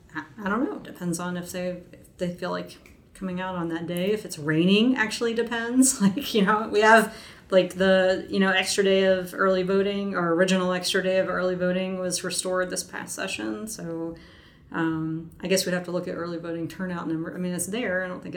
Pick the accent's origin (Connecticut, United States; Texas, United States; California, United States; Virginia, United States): Virginia, United States; Fairfax County; I'm also a product of Virginia schools, Fairfax County